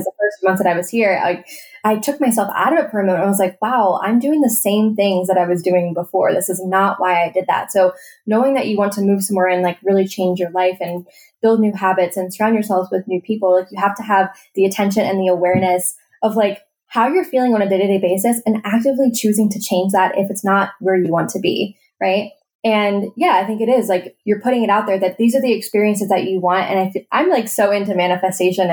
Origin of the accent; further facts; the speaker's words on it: Maryland, United States; moved away as an adult; now in Colorado, United States; I was born and raised in Maryland. I lived there until I was 21 years old